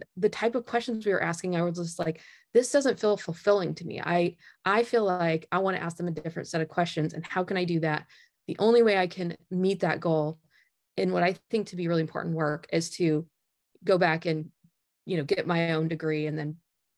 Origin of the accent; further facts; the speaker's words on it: Indiana, United States; So I grew up in Northern Indiana, and I worked in a really wide variety of summer jobs